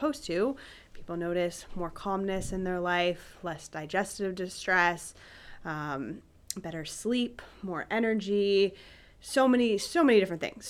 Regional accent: Cincinnati, Ohio, United States; also born or lived in St. Louis / Columbus; now in Dublin, United States; I grew up in Cincinnati, and I moved to Columbus to go to Ohio State

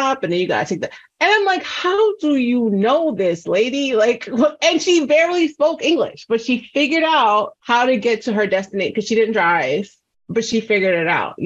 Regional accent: New York City, New York, United States; I'm from New York City, before Google Maps.

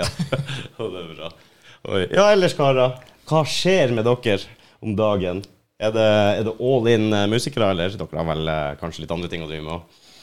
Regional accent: Finnmark, Norway; moved away; hjemplassen min oppe i Finnmark

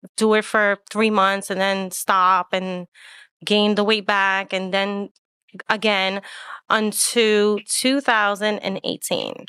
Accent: New York City, New York, United States; I am Puerto Rican, and I was born and raised in Manhattan

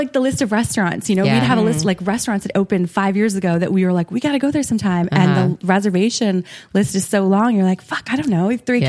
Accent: Saskatchewan, Canada; also born or lived in Ottawa / British Columbia; So I was born there and then we lived in British Columbia for a while. Oh, and then okay. I actually grew up in Saskatchewan, in small town Sask

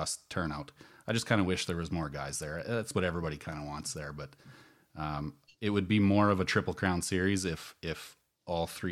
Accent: Saskatchewan, Canada; I'm from Saskatchewan, so it's flat here.

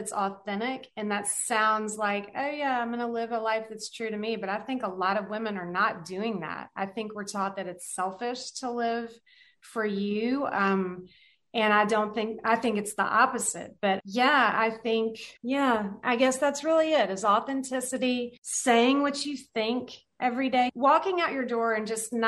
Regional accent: the South, United States; I grew up in the South

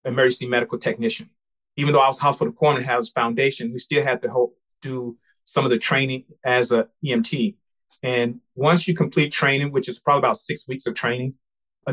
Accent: Memphis, Tennessee, United States; moved away as an adult; I'm from Memphis, Tennessee

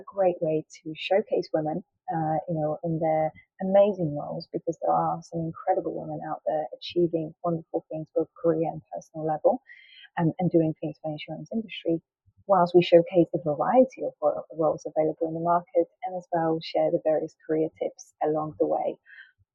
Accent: Poland; accent: Polish; English is a second language; now in London, United Kingdom; I am Polish, which may give you sometimes give away my accent and I may sort of create words or mispronounce words.

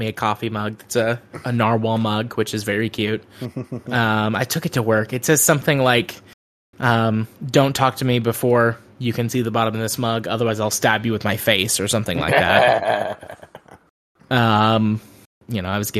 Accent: Deep South, United States; I'm from the Deep South

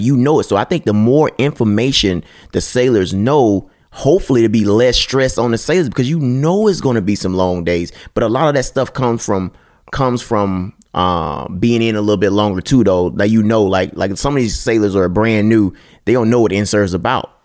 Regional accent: Mississippi, United States; I'm from Mississippi

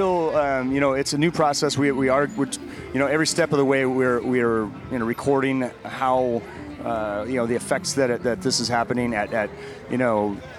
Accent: Denver, Colorado, United States; I'm from Denver, where I ran barrel houses out there for years, and it was, we were always combating that dry climate.

